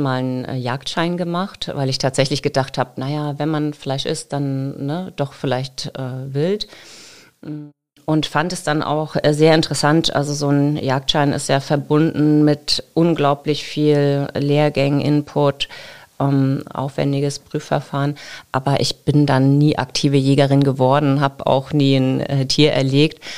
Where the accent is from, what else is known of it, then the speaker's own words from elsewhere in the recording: Geesthacht, Schleswig-Holstein, Germany; moved away as an adult; also born or lived in Kiel / Baden-Württemberg / Lüneburg, Lower Saxony; now in Lower Saxony, Germany; dann sind wir später nach Schleswig-Holstein äh, gezogen